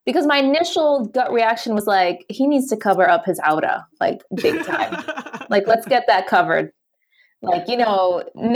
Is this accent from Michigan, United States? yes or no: yes; Detroit, Michigan, United States; also born or lived in Chicago / Dubai; now in New York City, United States; I'm originally from Detroit, Michigan